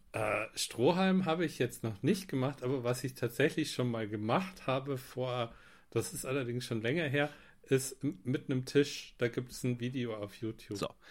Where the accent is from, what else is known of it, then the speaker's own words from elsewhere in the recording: near Rosenheim, Bavaria, Germany; Ich komme aus der Nähe von Rosenheim, ganz im mm. Süden